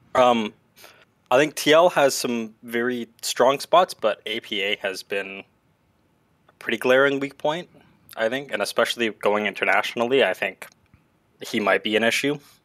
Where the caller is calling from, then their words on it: Southern Ontario, Canada; I'm calling from Southern Ontario, Canada